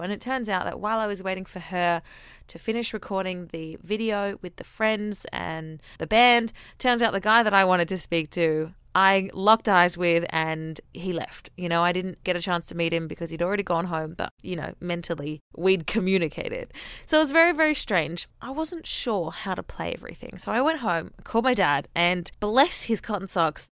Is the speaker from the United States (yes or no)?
no; Australia; accent: Aussie; I'm Aussie